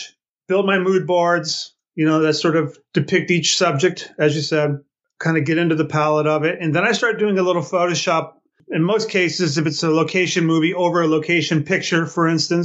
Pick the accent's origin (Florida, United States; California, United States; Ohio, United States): California, United States; Palm Springs; moved away as an adult; also born or lived in Los Angeles; I grew up in the Palm Springs area. And upon leaving here about age 19, I moved to L.A.